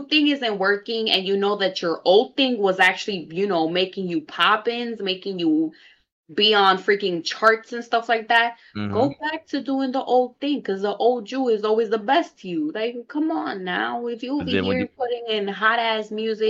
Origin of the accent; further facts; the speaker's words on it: New York City, New York, United States; I'm from the Bronx too